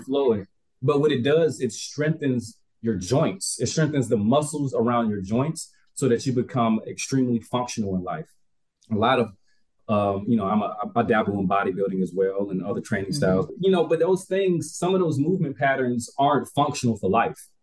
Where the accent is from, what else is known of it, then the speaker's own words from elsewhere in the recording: Albany, Georgia, United States; moved away; also born or lived in Japan; I'm still from Albany, Georgia